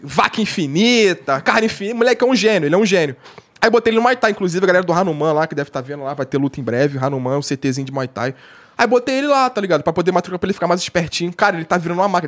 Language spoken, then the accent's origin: Portuguese; Rio de Janeiro, Brazil; eu sou carioca